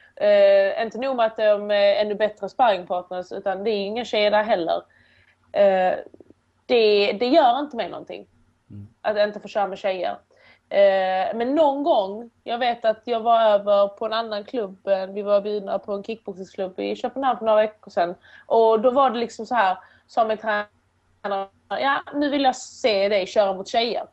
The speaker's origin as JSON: {"language": "Swedish", "town": "Åstorp", "region": "Skåne", "country": "Sweden", "tie": "born or raised there", "also_born_or_lived": "Iran / Turkey / Helsingborg", "said": "Och då kom vi till ett litet samhälle då nära Helsingborg som heter Åstorp. En liten, en liten byhåla. Och där växte jag upp"}